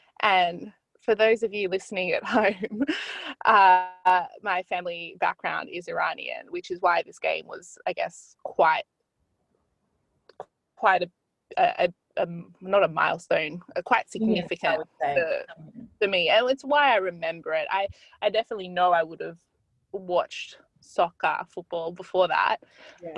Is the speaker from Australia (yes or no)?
yes; Australia; now in London, United Kingdom; we're Australian.